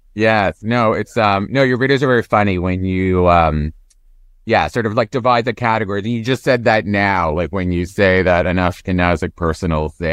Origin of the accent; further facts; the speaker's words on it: Toronto, Ontario, Canada; moved away; I'm from Toronto originally